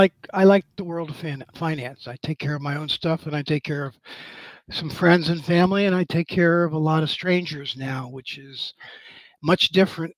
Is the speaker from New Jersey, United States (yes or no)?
yes; New Jersey, United States; moved away as an adult; also born or lived in Manhattan; now in Charleston, United States; Originally from North Jersey